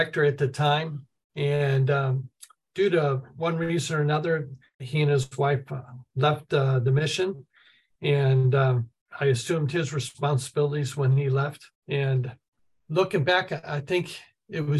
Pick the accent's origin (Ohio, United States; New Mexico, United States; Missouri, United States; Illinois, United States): Missouri, United States; St. Louis; moved away as an adult; also born or lived in Brazil; I grew up in St. Louis, Missouri. I'm a city kid